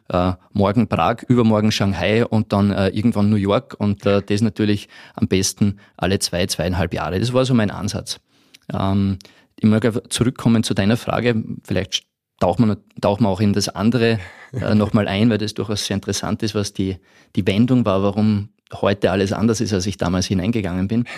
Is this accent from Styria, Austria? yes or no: no; Podersdorf am See, Burgenland, Austria; also born or lived in Tyrol / Vienna; now in Salzburg, Austria; ich bin ein Burgenländer ursprünglich aus Bodersdorf am See